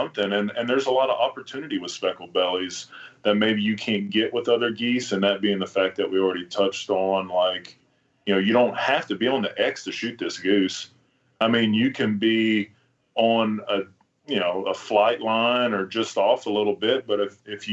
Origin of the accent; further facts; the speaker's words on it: Bellville, Texas, United States; moved away; also born or lived in Alberta, Canada; I'm from Belleville, Texas originally, so just north of Sealy, where the prairie kind of started and where all the specks and snows used to go. I hunted them very few times as a child growing up